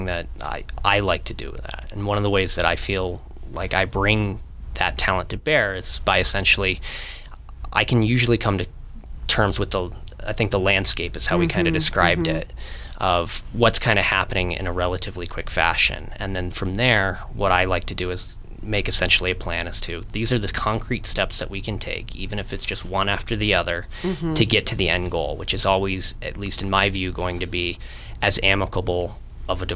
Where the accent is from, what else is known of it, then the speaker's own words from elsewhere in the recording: Monument, Colorado, United States; also born or lived in Virginia; I was born in Colorado Springs. I grew up in Monument, graduated high school at Lewis Palmer in 2008